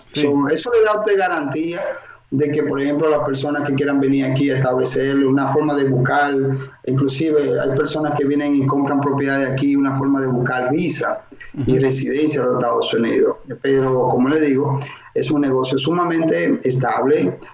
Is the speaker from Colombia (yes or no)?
no; Dominican Republic; moved away as an adult; now in Miami, United States; soy oriundo de la República Dominicana